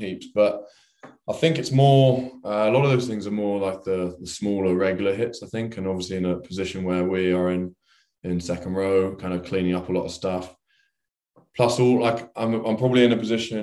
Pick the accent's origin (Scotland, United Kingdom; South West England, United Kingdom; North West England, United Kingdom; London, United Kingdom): London, United Kingdom; as a Englishman who's lived in pretty much around London his whole life